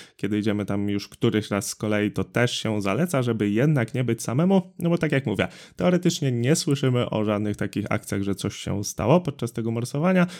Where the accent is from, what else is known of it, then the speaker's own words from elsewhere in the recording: Drawsko Pomorskie, West Pomeranian Voivodeship, Poland; u nas w Drawsku Pomorskim